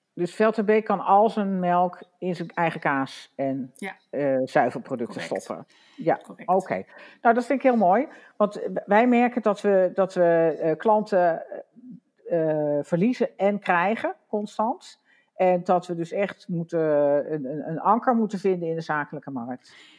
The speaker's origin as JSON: {"language": "Dutch", "town": "Wageningen", "region": "Gelderland", "country": "Netherlands", "said": "ik kom uit Wageningen, dus ik ken, ken Veld en Beek ook al heel lang"}